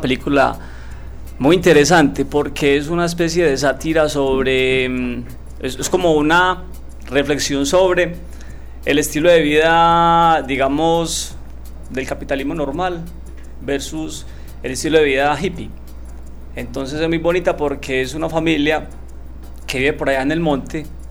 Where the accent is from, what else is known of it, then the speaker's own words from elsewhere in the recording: Andes, Antioquia, Colombia; moved away as an adult; now in Medellín, Colombia; yo soy de Andes, eh, me vine a estudiar acá a Medellín en el año 2001